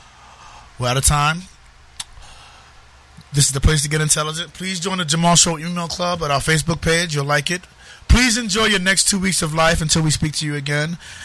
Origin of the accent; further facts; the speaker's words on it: New York City, New York, United States; moved away; also born or lived in Connecticut; He's from my hometown of Harlem. I miss Harlem.